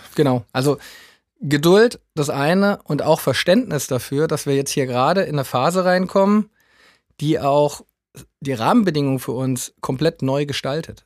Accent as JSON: {"language": "German", "region": "Southern Hesse", "country": "Germany", "tie": "born or raised there", "moved": "yes", "lives_now": "Düsseldorf, Germany", "said": "gebürtig komme ich aus, aus Südhessen, also vielleicht hört man es hier und da mal ein bisschen"}